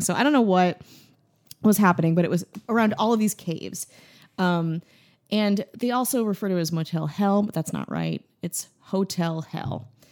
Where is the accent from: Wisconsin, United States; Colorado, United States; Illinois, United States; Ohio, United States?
Wisconsin, United States; I'm from Wisconsin